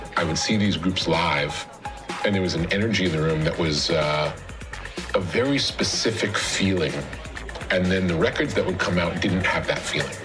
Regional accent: Long Island, New York, United States; I grew up on Long Island

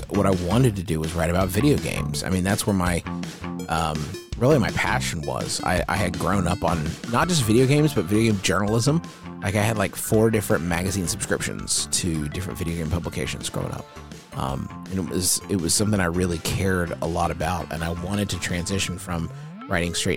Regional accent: Huntington, West Virginia, United States; It's my hometown here in Huntington, West Virginia

